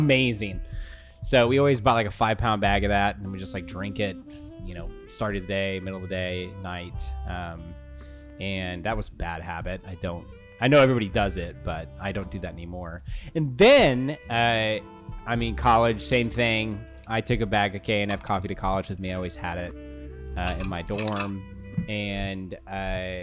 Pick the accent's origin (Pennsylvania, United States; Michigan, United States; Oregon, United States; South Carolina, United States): Oregon, United States; Portland; I'm from Portland. We all drank coffee in sixth grade